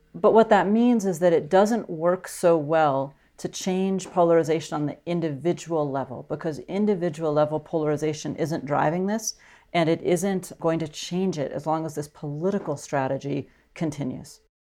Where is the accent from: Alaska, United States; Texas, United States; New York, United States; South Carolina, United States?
Alaska, United States; I'm from Alaska, so it's a very conservative state